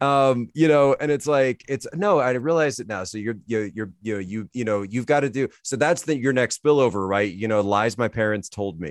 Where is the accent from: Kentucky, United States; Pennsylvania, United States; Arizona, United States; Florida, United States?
Pennsylvania, United States; Philadelphia; also born or lived in China; growing up in the Philadelphia area